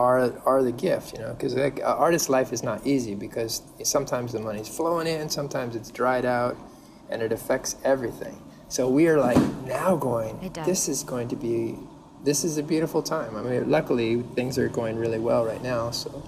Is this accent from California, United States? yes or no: yes; San Diego, California, United States; moved away as an adult; also born or lived in Berkeley / Los Angeles; now in Jersey City, United States; No, I was born in San Diego.